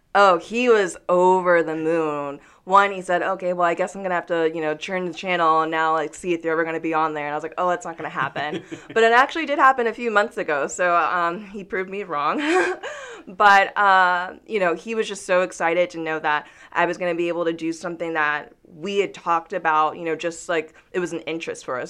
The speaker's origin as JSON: {"language": "English", "town": "Newnan", "region": "Georgia", "country": "United States", "tie": "born or raised there", "said": "I grew up in Noonan, Georgia"}